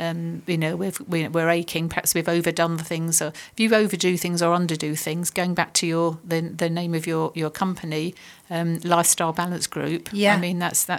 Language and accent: English; United Kingdom; I think it's part of being British as well.